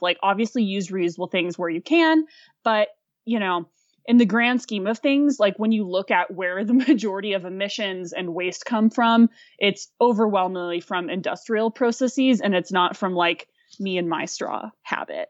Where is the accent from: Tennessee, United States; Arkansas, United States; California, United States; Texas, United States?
Arkansas, United States; Fayetteville; born or raised there; moved away; also born or lived in Aspen, Colorado